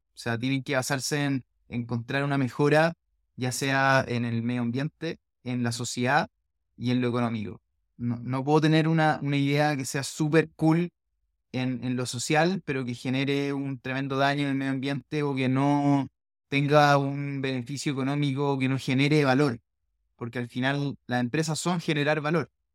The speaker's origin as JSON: {"language": "Spanish", "country": "Chile", "said": "nosotros como chilenos"}